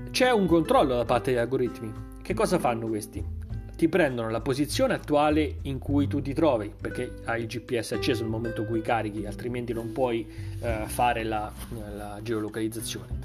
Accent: Milan, Lombardy, Italy; perché sono di Milano, va, torno a casa a Milano

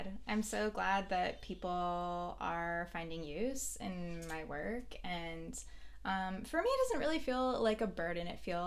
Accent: Hawaii, United States; now in Ventura, United States; I grew up in Hawaii

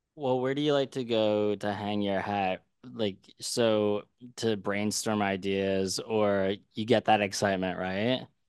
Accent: Philadelphia, Pennsylvania, United States; I'm from Philly, and I used to go to the Matt Deason block parties all the time

